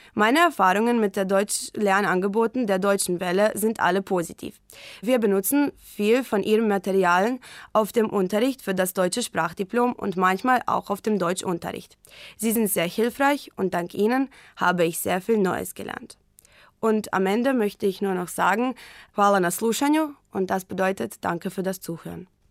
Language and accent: German; Varaždin, Varaždin County, Croatia; German is a second language; ich bin 2002 in Varaždin, Kroatien geboren